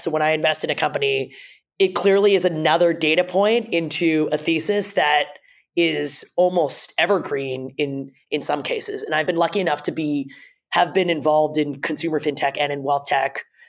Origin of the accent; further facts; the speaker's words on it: Toronto, Ontario, Canada; my parents immigrated to Canada. I grew up in Toronto